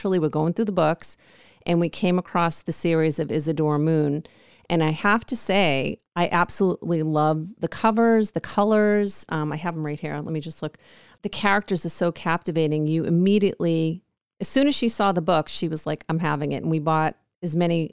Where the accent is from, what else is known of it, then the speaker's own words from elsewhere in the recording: New York, United States; now in California, United States; I'm from New York